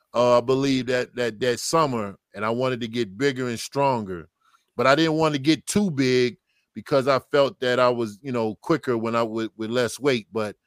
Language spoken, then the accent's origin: English; New Jersey, United States; I was from New Jersey. You know, like I said, my mother and father wasn't there. I was living with an aunt, uncle.